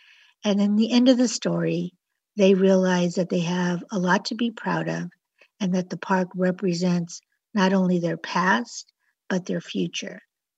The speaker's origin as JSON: {"language": "English", "town": "Los Angeles", "region": "California", "country": "United States", "tie": "born or raised there", "also_born_or_lived": "San Diego", "said": "Well, actually, I was born in Barrio Logan. And shortly after my birth, my parents moved to Los Angeles, where I was raised."}